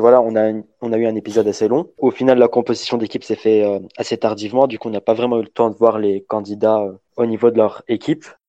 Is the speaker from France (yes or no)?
no; Lebanon; je suis libanais